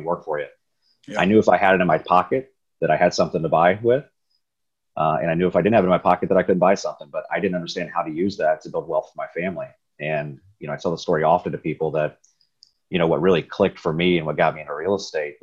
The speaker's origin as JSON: {"language": "English", "town": "Riverside", "region": "Ohio", "country": "United States", "tie": "born or raised there", "said": "I grew up in Riverside, Ohio"}